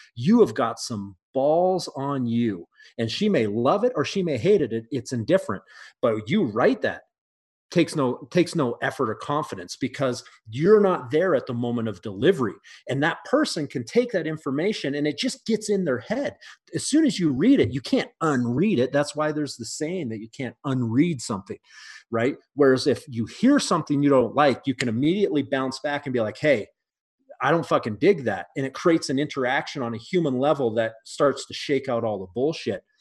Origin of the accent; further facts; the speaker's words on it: Canada; also born or lived in mountains of Canada; now in United States; I'm Canadian